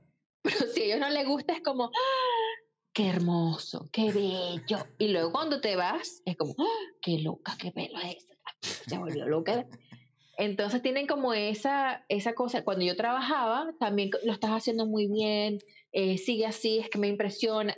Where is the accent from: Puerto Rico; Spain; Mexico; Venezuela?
Venezuela; now in Ireland; como venezolano, le gusta pertenecer